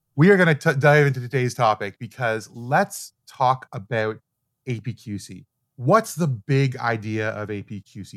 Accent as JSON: {"language": "English", "country": "Canada", "also_born_or_lived": "Toronto", "said": "I'm Canadian, we use Celsius"}